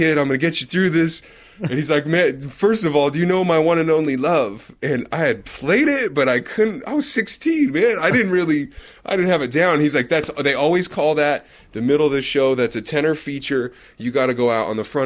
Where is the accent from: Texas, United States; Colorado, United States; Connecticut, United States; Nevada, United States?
Nevada, United States; Reno; When I grew up in Reno